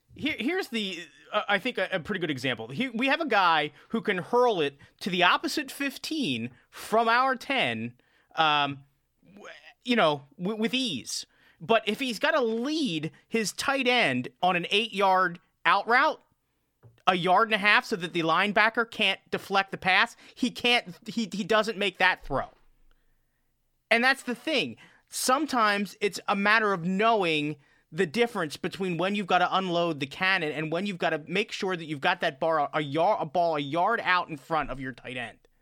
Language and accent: English; Philadelphia, Pennsylvania, United States; I was raised in Philadelphia